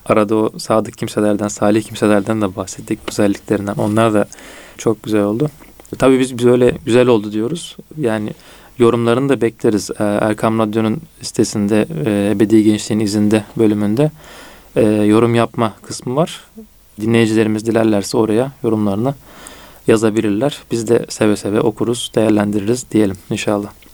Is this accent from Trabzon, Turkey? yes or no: no; Çanakkale, Turkey; Bizim orada Çanakkale'de şey derler, e, ahiretliyim derler